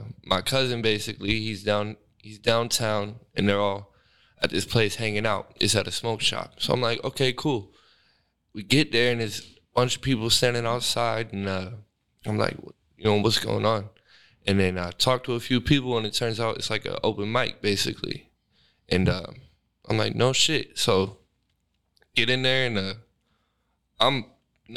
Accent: Sacramento, California, United States; I'm from Sac, born and raised practically

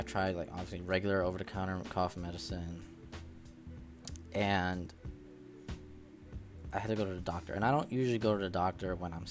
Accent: Connecticut, United States; I'm from Connecticut

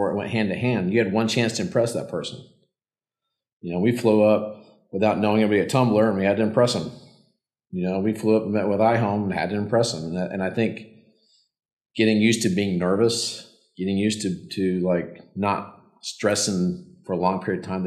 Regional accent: Yellowstone, Wyoming, United States; moved away; I grew up in Yellowstone. My dad was a park ranger

